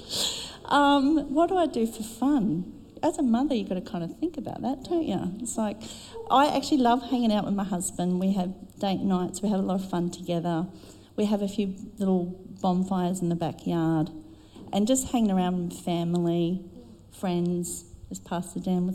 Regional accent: South Australia, Australia; moved away; I'm from South Australia

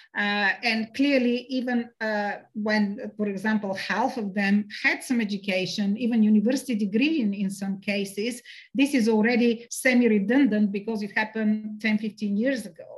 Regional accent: Sofia, Sofia City, Bulgaria; I grew up in Sofia

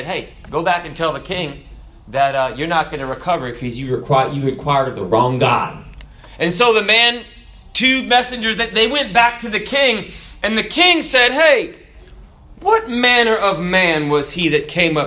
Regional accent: Florida, United States; we Floridians

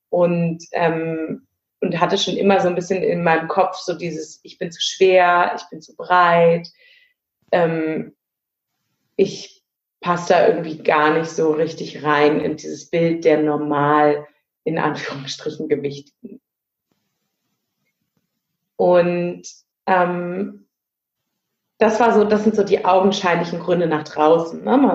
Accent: Berlin, Germany; now in Hamburg, Germany; ich bin in Berlin geboren und habe da auch einen Großteil meines Lebens gelebt, lebe mittlerweile im wunderschönen Hamburg.

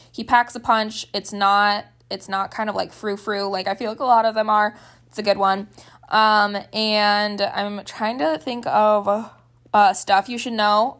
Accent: Gettysburg, South Dakota, United States; I grew up in Gettysburg, South Dakota.

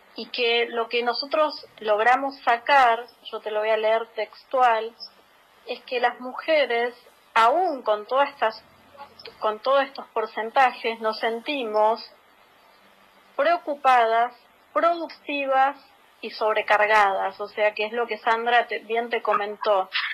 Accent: Florencio Varela, Buenos Aires Province, Argentina; somos de Florencio Varela

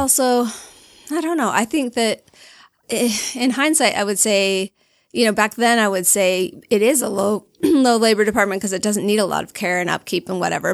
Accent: Alpine, Utah, United States; born or raised there; also born or lived in Logan, Utah

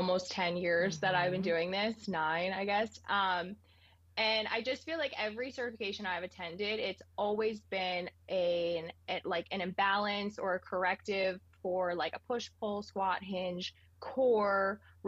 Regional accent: Ringwood, New Jersey, United States; moved away as an adult; now in San Diego, United States; I grew up in Ringwood, New Jersey

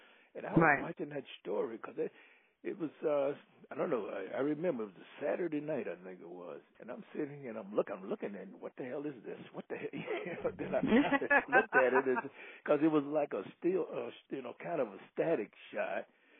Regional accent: United States; I am strictly an American, and I am strictly, I consider myself independent.

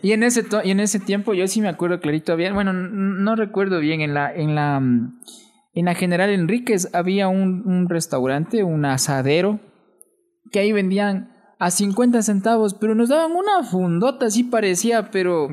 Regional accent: Atuntaqui, Imbabura, Ecuador; accent: Imbabura cantadito; also born or lived in Quito; yo de Atuntaki.

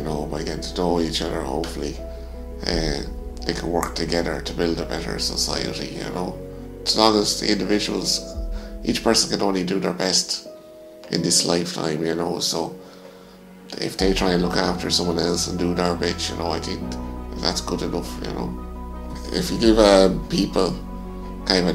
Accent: Mullingar, Leinster, Ireland; growing up in my hometown, you know, there wasn't an awful lot of foreigners around when I was growing up

